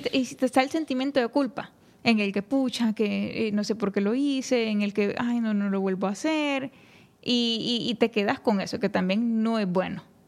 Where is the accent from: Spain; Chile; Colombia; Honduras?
Honduras; la cultura de, que nos envuelve como hondureños